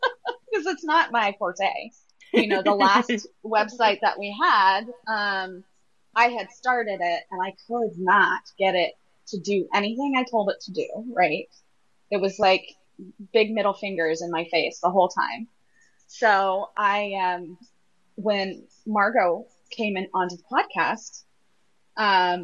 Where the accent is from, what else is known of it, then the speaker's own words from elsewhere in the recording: Southwest, United States; I'm from the Southwest